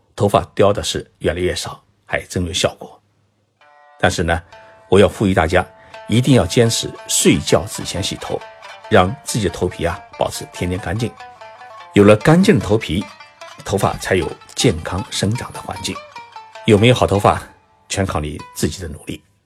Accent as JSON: {"language": "Chinese", "country": "China", "said": "我们中国人呢，喜欢是替天行道，人人都会惦记着皇位"}